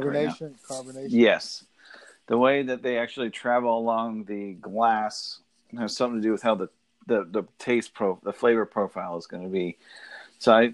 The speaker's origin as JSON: {"language": "English", "region": "Northern Virginia", "country": "United States", "tie": "born or raised there", "said": "I grew up in Northern Virginia"}